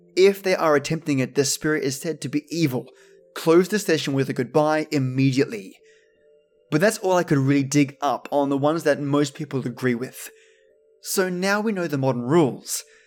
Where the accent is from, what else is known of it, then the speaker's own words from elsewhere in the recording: Australia; accent: Aussie; my normal Aussie accent